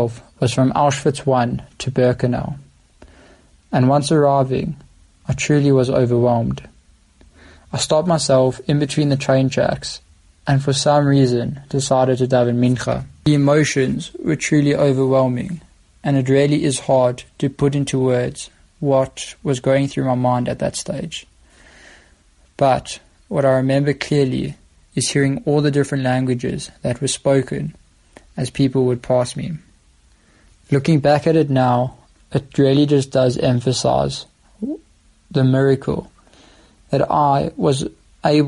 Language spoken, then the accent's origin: English; South Africa; we, as a South African youth delegation